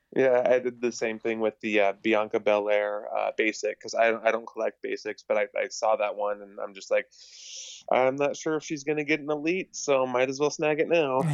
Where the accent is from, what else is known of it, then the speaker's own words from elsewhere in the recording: Montana, United States; I'm from Montana